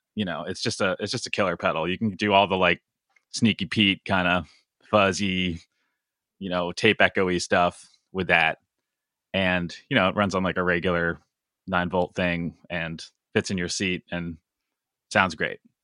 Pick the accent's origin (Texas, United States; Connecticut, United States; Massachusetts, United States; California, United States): Connecticut, United States; I grew up in Connecticut